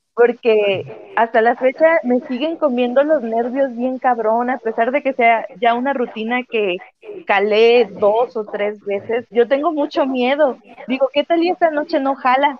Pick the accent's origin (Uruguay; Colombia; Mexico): Mexico; Vicente Guerrero; yo soy de Vicente Guerrero